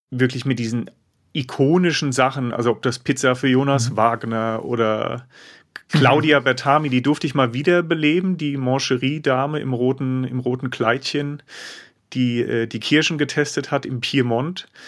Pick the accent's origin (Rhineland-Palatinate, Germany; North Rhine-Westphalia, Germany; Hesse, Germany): Hesse, Germany; aus dem Rheingau.